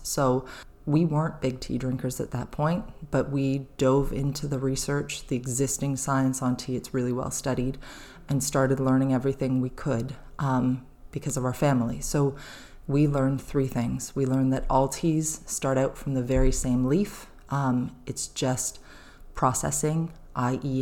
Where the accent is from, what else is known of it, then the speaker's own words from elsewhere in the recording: St. Catharines, Ontario, Canada; moved away as an adult; now in New Brunswick, Canada; I grew up in Southern Ontario in, uh, about fifteen minutes from Niagara Falls, Niagara on the Lake, in a city called Saint Catharines